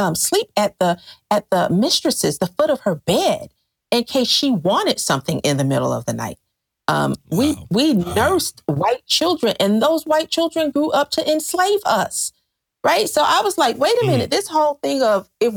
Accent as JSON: {"language": "English", "region": "the South", "country": "United States", "said": "as a Southerner"}